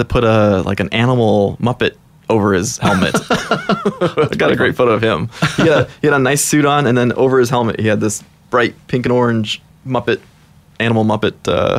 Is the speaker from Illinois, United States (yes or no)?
yes; Chicago, Illinois, United States; now in Portland, United States; I moved to Portland about 10, 11 years ago and was just looking for, I came from Chicago, which wasn't really a great place to ride around or ride with groups.